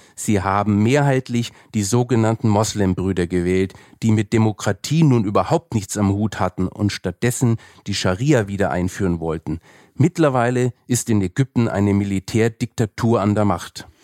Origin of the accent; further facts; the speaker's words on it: Franconia, Bavaria, Germany; ich bin ja Franke